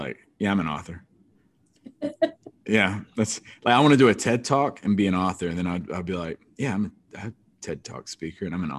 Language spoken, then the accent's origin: English; Robeson County, North Carolina, United States; I come from the Robinson County School District in North Carolina